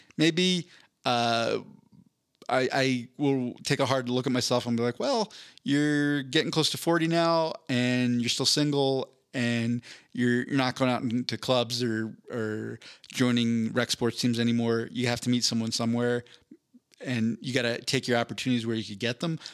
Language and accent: English; East Coast, United States; I grew up on the East Coast